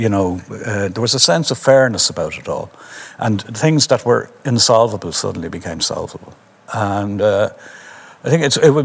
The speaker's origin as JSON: {"language": "English", "town": "Dublin", "region": "Leinster", "country": "Ireland", "said": "most of my life I've considered myself a Dubliner who happens to be Irish"}